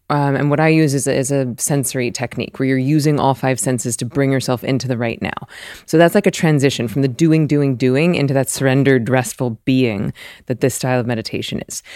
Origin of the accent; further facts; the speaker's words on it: the South, United States; I'm from the South